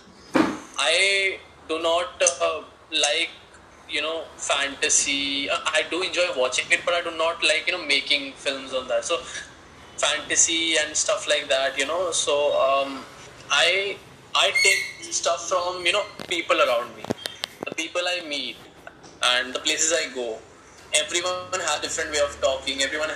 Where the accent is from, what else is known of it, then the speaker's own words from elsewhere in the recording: Delhi, India; I am from Delhi and a filmmaker